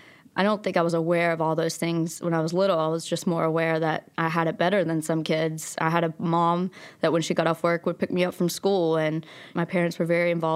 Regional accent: Logan, West Virginia, United States; also born or lived in Abingdon, Virginia; I was born in Abingdon, Virginia, and I grew up in Logan, West Virginia. And we moved 12 times before I was in sixth grade between those two towns.

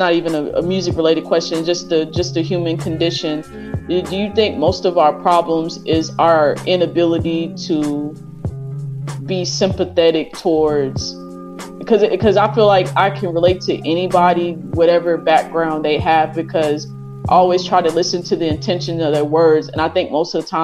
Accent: Dallas area, Texas, United States; born or raised there; moved away

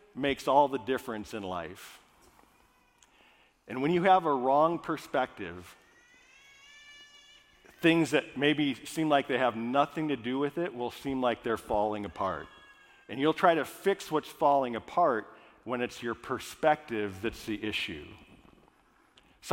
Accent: Minnesota, United States; I grew up in Minnesota, all Scandinavian.

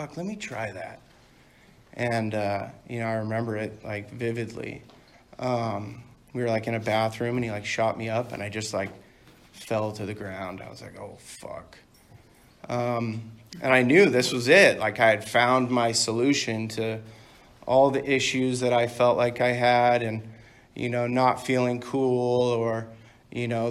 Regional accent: Dana Point, California, United States; also born or lived in Canada / Palm Springs; I grew up in Dana Point

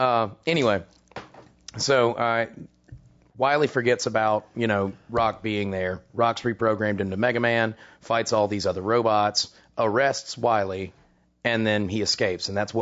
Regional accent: Alabama, United States; we're from Alabama.

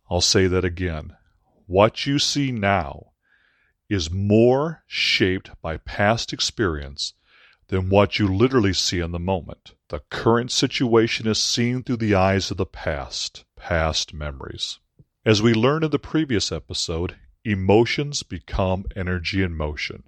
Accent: Aurora, Illinois, United States; Aurora University in Aurora, Illinois, my hometown

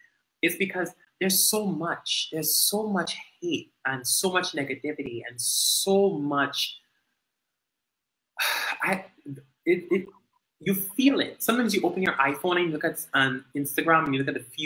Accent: Dominican Republic; growing up in Dominica

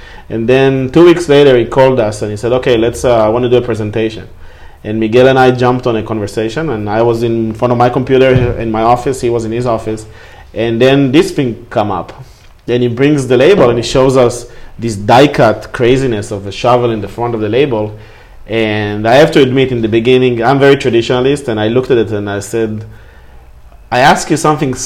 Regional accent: Israel; moved away; I'm from Israel

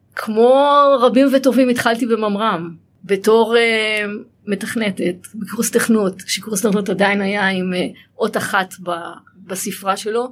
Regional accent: Israel

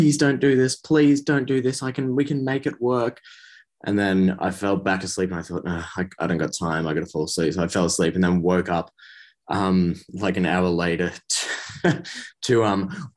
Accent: Melbourne, Victoria, Australia; now in Sydney, Australia; I'm from Melbourne

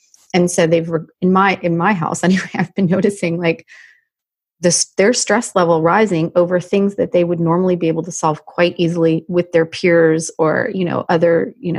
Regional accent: Canada; I grew up in Canada

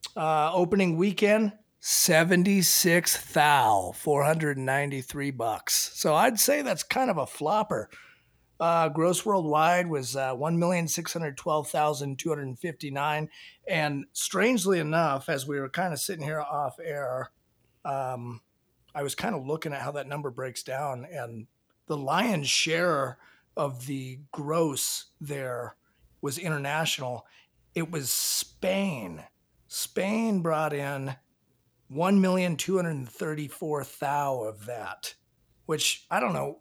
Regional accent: Washington, United States; growing up in Washington

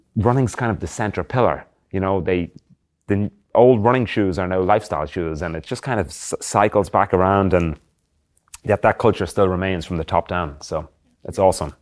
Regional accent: Drogheda, Leinster, Ireland; moved away as an adult; I'm from a town called Drogheda in County Louth, which is about fifty K north of Dublin, between Dublin and Belfast in the northeast of Ireland

